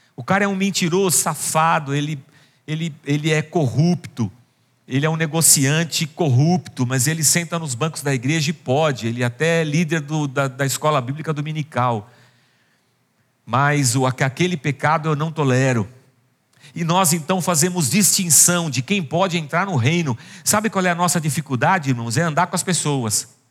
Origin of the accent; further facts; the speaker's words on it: Barbacena, Minas Gerais, Brazil; moved away; Quando eu era criança pequena em Barbacena